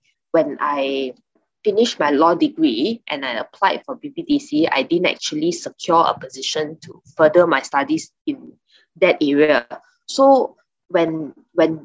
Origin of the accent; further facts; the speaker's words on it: Kuantan, Pahang, Malaysia; also born or lived in London; I grew up in Kuantan, same as Estelle actually